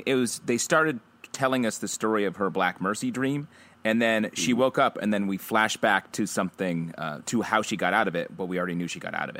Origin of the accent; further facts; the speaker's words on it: Fort Lauderdale, Florida, United States; I was born in Fort Lauderdale.